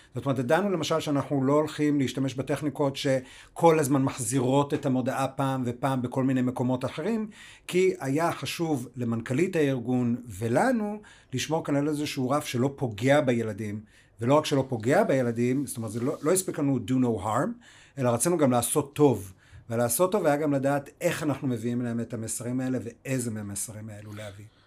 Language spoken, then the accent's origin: Hebrew; United States; now in Israel; נולדתי באמריקה